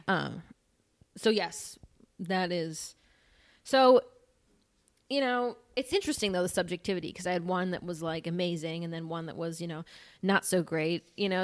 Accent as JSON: {"language": "English", "area": "northwest suburbs of Chicago", "region": "Northern Illinois", "country": "United States", "said": "I'm from Illinois, like, Northern Illinois"}